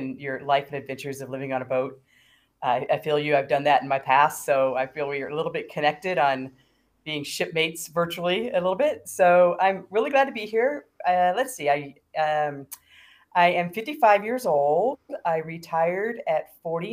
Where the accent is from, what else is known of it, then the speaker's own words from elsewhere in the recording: San Diego, California, United States; moved away as an adult; also born or lived in Florida / Denver, Colorado; now in Ajijic, Mexico; I grew up in San Diego. So I call myself a multi-coastal American.